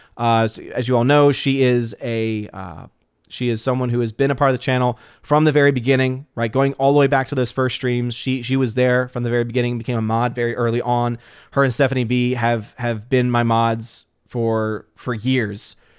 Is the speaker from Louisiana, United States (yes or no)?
yes; New Orleans, Louisiana, United States; moved away as an adult; now in Chattanooga, United States; I'm originally from New Orleans